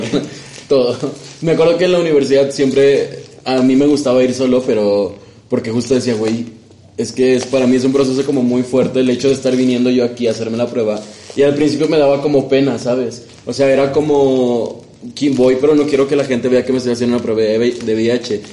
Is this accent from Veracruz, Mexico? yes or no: no; Guerrero, Mexico; now in Mexico City, Mexico; yo soy de Guerrero